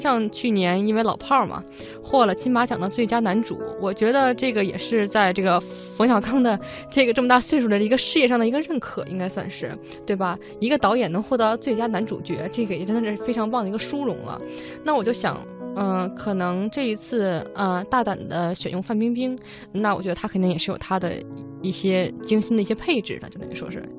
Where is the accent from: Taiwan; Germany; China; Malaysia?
China; Beijing; 因为我是北方人啊，我北京人，我对这个南方语系不了解